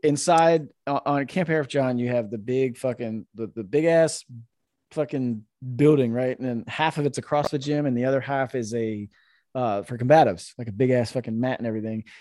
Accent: Florida, United States; moved away as an adult; also born or lived in Roseville, California; now in Northern California, United States; I grew up in Florida

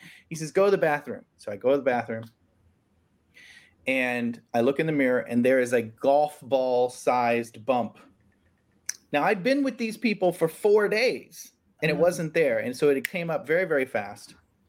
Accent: Florida, United States; moved away as an adult; now in Dallas, United States; I was born in Florida. I'm a Florida boy, and that has never changed. Although I live in Texas now, in Dallas

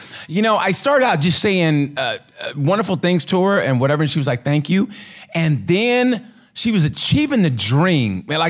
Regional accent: Oklahoma, United States; I am originally born and raised in Oklahoma

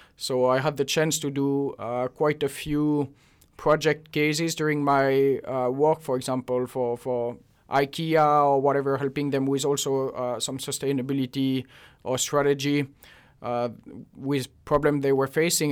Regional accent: Switzerland; moved away as an adult; also born or lived in Basel; now in Finland; I'm originally from Switzerland and uh, moved to Finland about five years ago now.

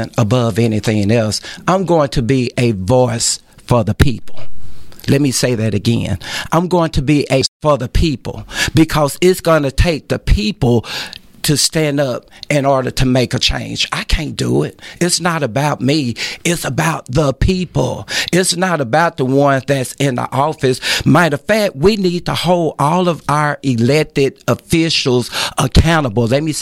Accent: Texarkana, United States; moved away as an adult; I was born and raised in Texarkana.

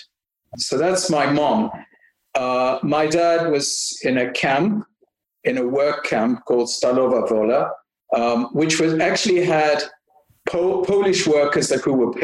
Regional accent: South Africa; also born or lived in Belgium; now in Canada; I'm born in Belgium. My parents moved to South Africa when I was, they moved twice, but really when I was four.

